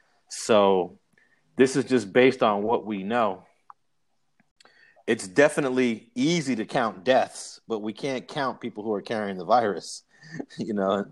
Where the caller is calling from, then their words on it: Los Angeles, California, United States; I am in Los Angeles in the Leimert Park section, just posted up at my desk.